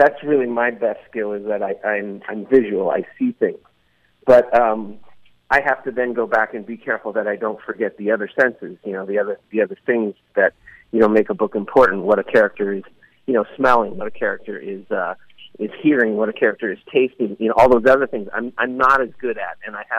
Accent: Burlingame, California, United States; moved away; also born or lived in San Francisco, California; I grew up in Burlingame, California, and I lived up on Mira Loma Park for about 12 years. So San Francisco is home for me

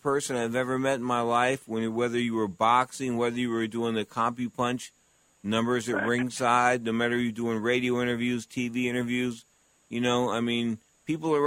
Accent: San Francisco, California, United States; I was from San Francisco

